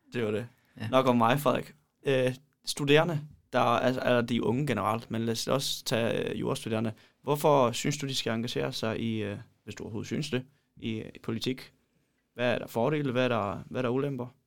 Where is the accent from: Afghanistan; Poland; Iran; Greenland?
Poland; now in Denmark; jeg kommer fra Polen